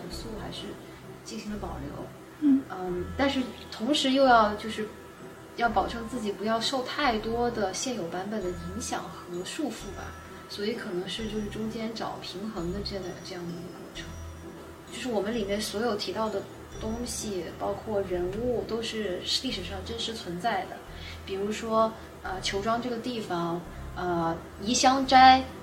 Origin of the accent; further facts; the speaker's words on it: Hangzhou, Zhejiang, China; now in San Francisco Bay Area, United States; 我是杭州人啊